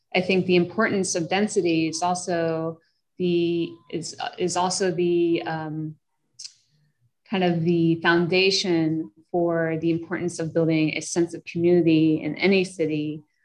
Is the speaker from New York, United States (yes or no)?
yes; New York City, New York, United States; moved away as an adult; I'm originally from New York and uh, have lived in cities all over. And I, I continue to come back home